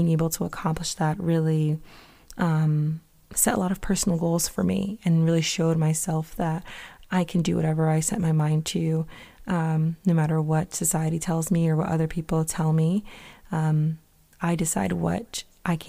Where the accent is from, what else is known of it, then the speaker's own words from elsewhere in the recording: Connecticut, United States; moved away as an adult; now in Boston, United States; I'm originally from Connecticut, so moving up to Mass wasn't that bad